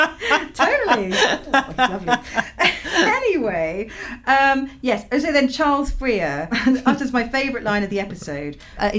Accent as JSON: {"language": "English", "region": "Midlands", "country": "United Kingdom", "tie": "born or raised there", "said": "I grew up in the Midlands too."}